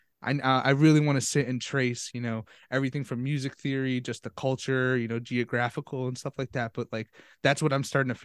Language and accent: English; New Jersey, United States; I'm from Jersey. I'm the one who is from, I grew up in Jersey.